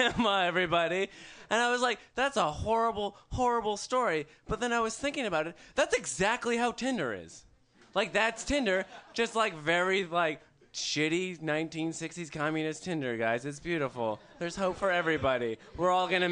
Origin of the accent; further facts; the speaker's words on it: Calgary, Alberta, Canada; I'm from Calgary